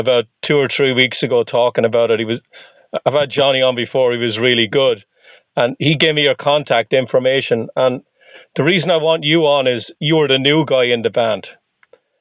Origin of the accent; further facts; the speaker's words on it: Ireland; now in Boston, United States; I'm Irish